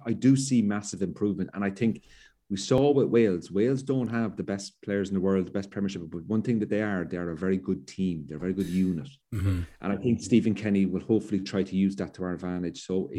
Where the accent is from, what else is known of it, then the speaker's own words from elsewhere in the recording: Cork, Munster, Ireland; now in Belfast, United Kingdom; I'm from Cork in the South, and I live in the North